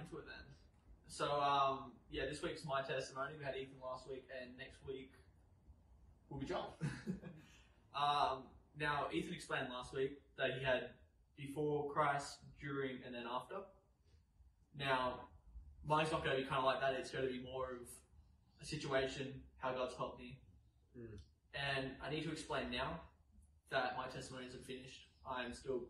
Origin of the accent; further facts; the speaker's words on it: New South Wales, Australia; I was born and raised in New South Wales